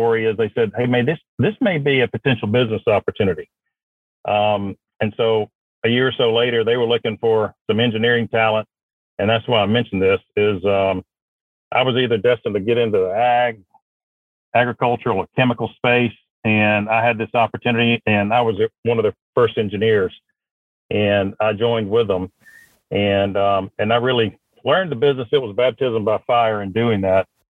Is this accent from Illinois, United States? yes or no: no; Madison, Georgia, United States; also born or lived in Mississippi; I was born in Mississippi. All of my family's from Mississippi, but my father was in manufacturing, and he got moved over for an opportunity in Georgia. And I grew up in Georgia.